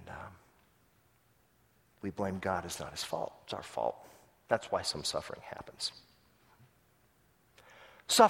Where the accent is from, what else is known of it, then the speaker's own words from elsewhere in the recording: Tulsa, Oklahoma, United States; my hometown of Tulsa, Oklahoma